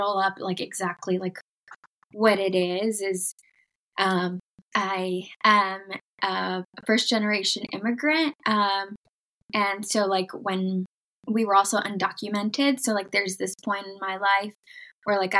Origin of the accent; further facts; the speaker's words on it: United States; also born or lived in Mexico; growing up in the United States